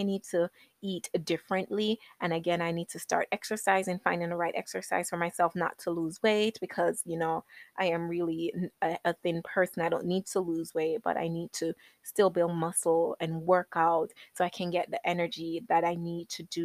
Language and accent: English; Jamaica; I was born in Jamaica.